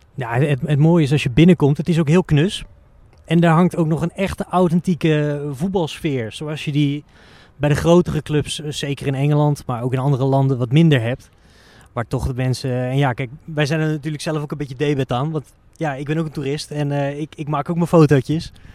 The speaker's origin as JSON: {"language": "Dutch", "country": "Netherlands", "said": "als Nederlander"}